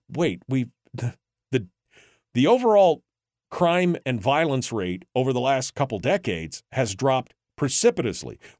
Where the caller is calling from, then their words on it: Rhode Island, United States; Well, Mike, it's … in Rhode Island.